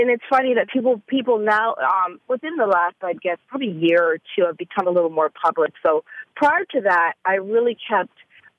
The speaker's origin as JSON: {"language": "English", "country": "Canada", "lives_now": "Atlanta, United States", "said": "I am from Canada, and I only been in Atlanta for about, I'd say almost a full year, fully. So it took a Canadian."}